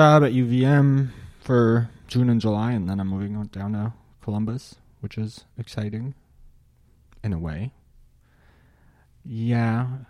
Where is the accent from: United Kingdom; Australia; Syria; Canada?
Syria; born there; Well, I was born in Syria, which is a country that some may or may not be familiar with, but it is a place that I was born in. I grew up in a Muslim family.